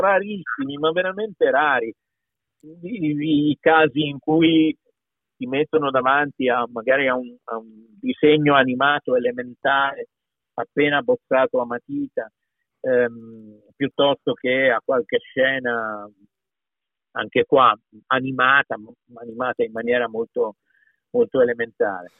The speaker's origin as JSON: {"language": "Italian", "region": "Piedmont", "country": "Italy", "tie": "born or raised there", "accent": "Piedmontese", "said": "io, io, sono piemontese, per tanti anni ho parlato piemontese, io vivevo in campagna in origine"}